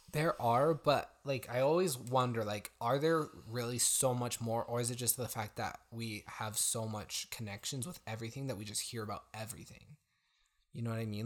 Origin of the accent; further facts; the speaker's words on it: United States; as an American, but, like, we've also spent time outside of the U S